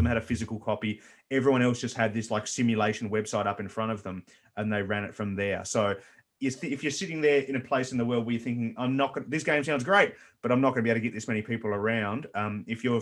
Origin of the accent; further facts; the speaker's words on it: Tasmania, Australia; we're from this other little country called Tasmania